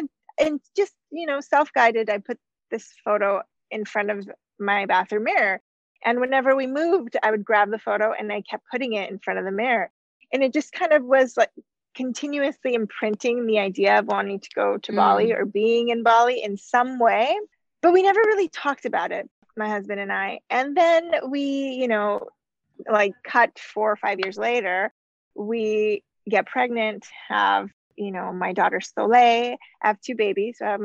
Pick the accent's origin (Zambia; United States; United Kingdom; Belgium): United States; moved away as an adult; also born or lived in Canada; I'm from the US